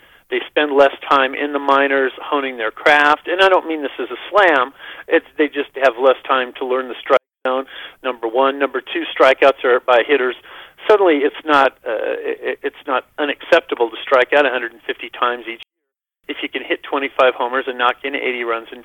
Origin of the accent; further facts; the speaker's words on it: Berkeley, California, United States; I'm a hippie from Berkeley